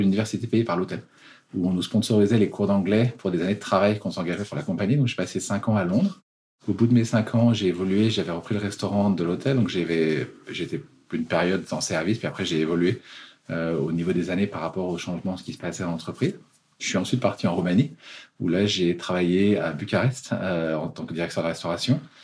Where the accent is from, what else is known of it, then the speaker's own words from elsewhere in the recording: Annecy, Auvergne-Rhône-Alpes, France; moved away as an adult; also born or lived in London; now in Geneva, Switzerland; je suis français, euh, né à Annecy, en Haute-Savoie